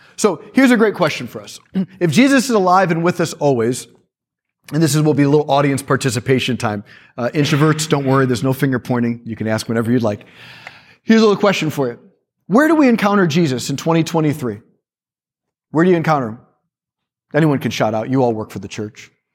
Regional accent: Chicago, Illinois, United States; I was born in Chicago

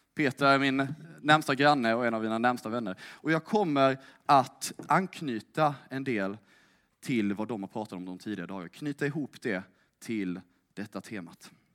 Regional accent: Älmhult, Kronoberg County, Sweden; moved away as an adult; now in Lund, Sweden; jag kommer från Småland. Älmhult närmare bestämt

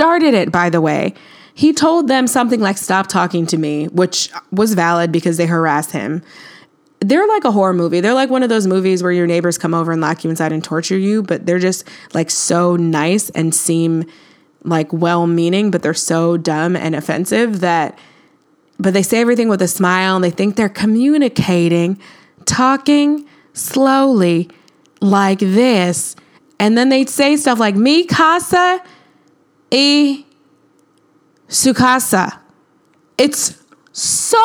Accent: United States; we're American

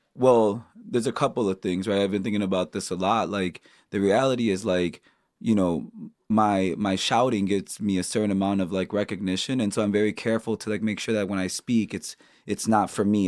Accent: Chicago, Illinois, United States; I grew up on the South Side

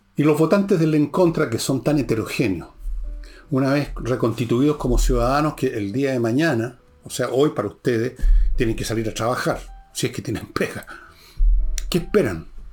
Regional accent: Chile

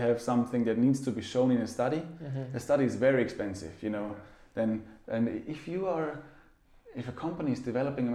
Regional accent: Austria; now in Zurich, Switzerland; I'm from Austria, so I'm you know, from mountainous region

